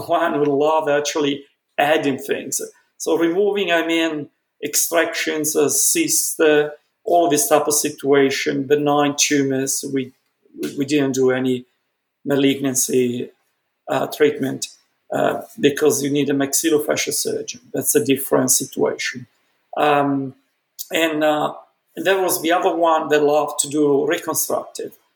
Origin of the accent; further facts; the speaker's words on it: Milan, Lombardy, Italy; moved away; growing up in Milan, growing up in Milan was an accident. My family is originally from Venice, and then my parents, uh, grandparents in particular, thought that Venice wasn't the place for growth, development my mom wanted to be into fashion industry so very very early my parents moved to milan i was born in milan